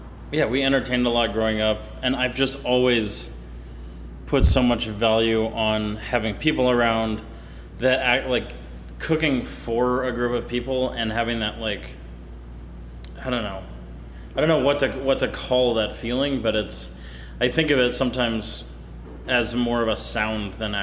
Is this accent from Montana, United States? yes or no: no; California, United States; also born or lived in Portland, Oregon / Tahoe Donner / Auburn / Sacramento; I grew up kind of all over California, actually. I was born in Portland, Oregon, but we moved when I was 6 months old, so I never really count that.